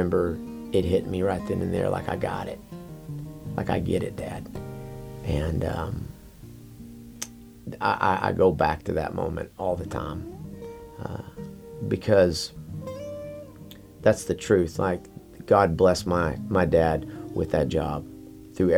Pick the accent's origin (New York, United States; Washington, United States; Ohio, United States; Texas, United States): Texas, United States; Amarillo; I grew up in Amarillo, Texas.